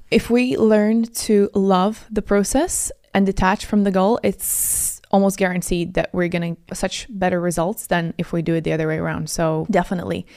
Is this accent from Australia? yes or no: no; Latvia; also born or lived in Italy / Moscow; now in United Kingdom; And I'm from Latvia originally, but I also live in Italy for almost six years